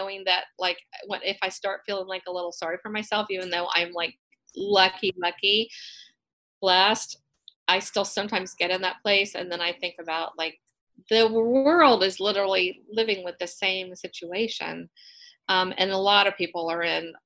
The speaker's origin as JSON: {"language": "English", "region": "Western Maryland", "country": "United States", "tie": "born or raised there", "moved": "as an adult", "lives_now": "Georgia, United States", "said": "I grew up in Maryland, in Western Maryland, and I moved here in 1974 and went to college here"}